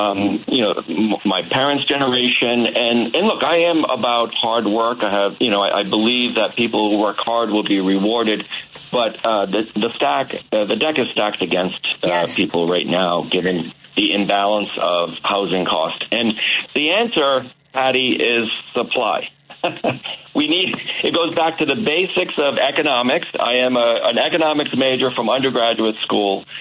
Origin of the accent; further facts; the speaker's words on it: Massachusetts, United States; my home state of Massachusetts